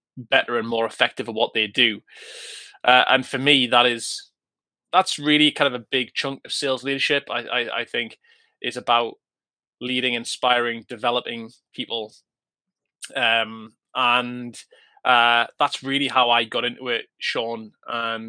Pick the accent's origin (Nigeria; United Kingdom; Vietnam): United Kingdom; Newcastle upon Tyne, North East England; I'm a northern boy, born and bred, and that's the real north